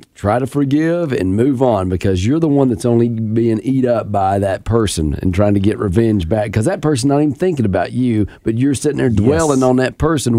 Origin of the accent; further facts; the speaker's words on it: Tennessee, United States; I'm from Tennessee.